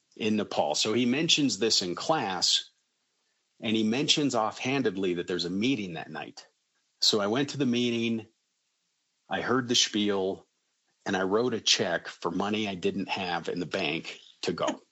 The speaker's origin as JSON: {"language": "English", "region": "Colorado", "country": "United States", "tie": "born or raised there", "said": "I live in a suburb of Denver. I was born and raised in Colorado"}